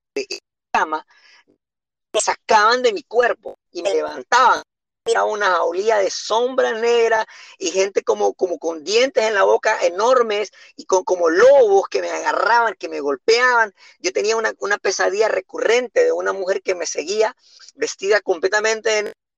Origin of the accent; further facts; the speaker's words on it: San Pedro Sula, Cortés, Honduras; yo nací en Sunseri, te cuento, en el año de 1984 viví en la ribera